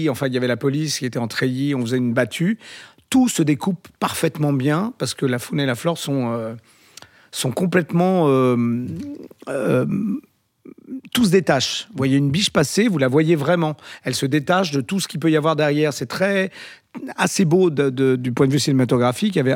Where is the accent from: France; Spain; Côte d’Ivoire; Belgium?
Spain; Galicia; D'ailleurs, c'est un film que j'aurais adoré faire parce que ça s'est tourné chez moi en Galice et tout ça